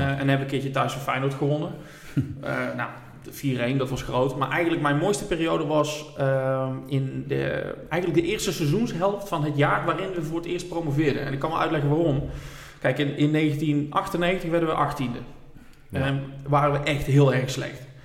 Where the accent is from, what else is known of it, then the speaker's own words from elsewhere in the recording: Roosendaal, North Brabant, Netherlands; ik kom uit Roosendaal. Eh, ik ben nog opgegroeid, RBC, uit Roosendaal, al mijn vrienden.